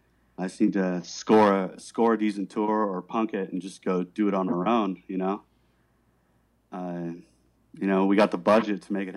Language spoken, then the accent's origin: English; Miami, Florida, United States; Yeah, I was from Miami. Miami's fucking rugged.